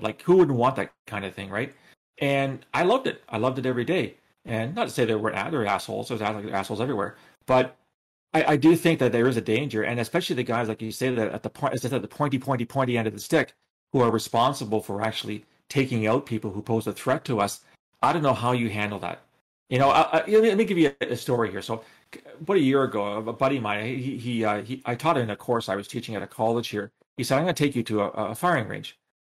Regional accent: Canada; I'm speaking as a Canadian

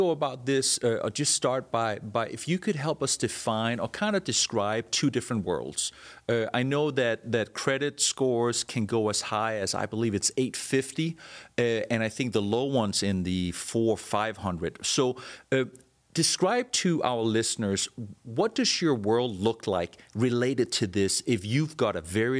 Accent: Denmark; moved away as an adult; now in United States; When I came from Denmark, I remember having never had a credit card. I was in my mid-20s at that point

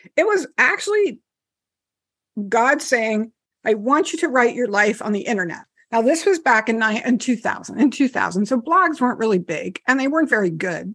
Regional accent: New Jersey, United States; I'm from New Jersey.

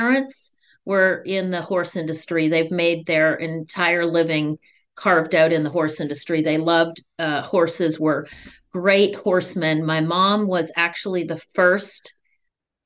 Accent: St. George, Ontario, Canada; moved away; I'm originally from St. George, Ontario, Canada

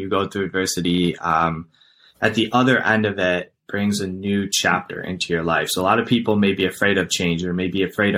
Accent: Cleveland, Ohio, United States; I'm from Cleveland, Ohio.

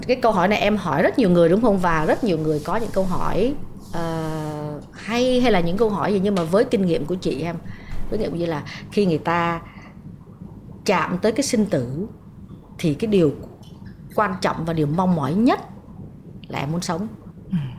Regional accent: Vietnam; moved away as an adult; now in United States

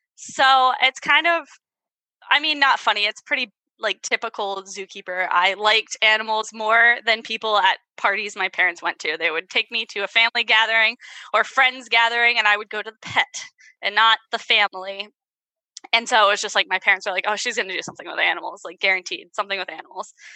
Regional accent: Virginia, United States; also born or lived in Ohio; Southern girl in Ohio because I'm from Virginia.

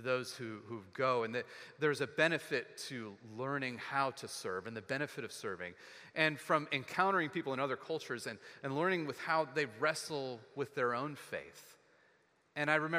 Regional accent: Texas, United States; growing up in Texas

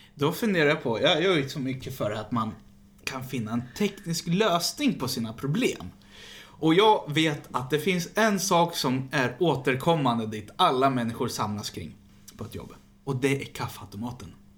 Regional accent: Västerås, Västmanland, Sweden; Jag är ju från Västerås

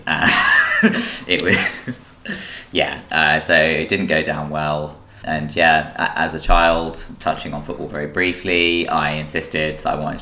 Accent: Peterborough, East of England, United Kingdom; I grew up in Peterborough

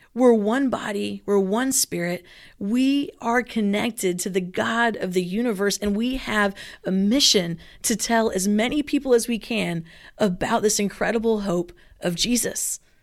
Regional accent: Philippines; now in Southern California, United States; I grew up in the Philippines.

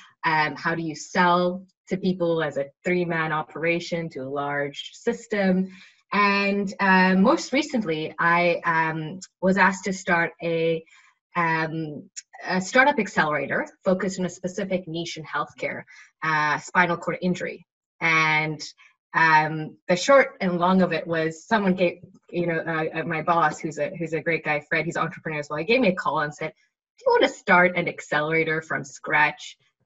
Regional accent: Johannesburg, Gauteng, South Africa; now in Canada; I was in South Africa because I grew up in Johannesburg and that's where the accent sometimes changes. But I guess now I've lived in North America for 10 years.

